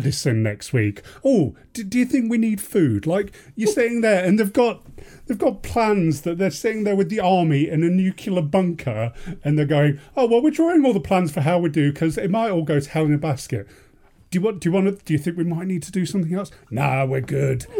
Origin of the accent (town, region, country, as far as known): England, United Kingdom; now in Australia